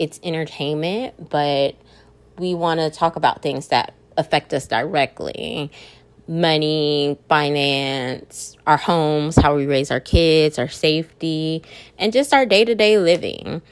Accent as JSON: {"language": "English", "town": "Austin", "region": "Texas", "country": "United States", "said": "I'm from Austin, Texas"}